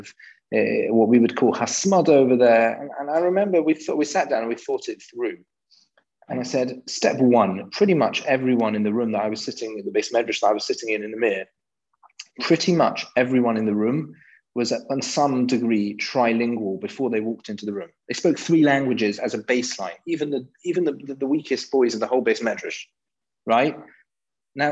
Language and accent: English; London, United Kingdom; I grew up in London, and I'm pretty British. You might be able to tell from my accent, but I'm pretty English in that sense